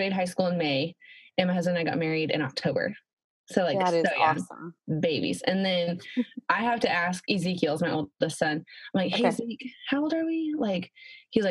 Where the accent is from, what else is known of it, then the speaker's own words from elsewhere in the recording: Alaska, United States; I was also raised in Alaska. And by the way, I'm from Alaska.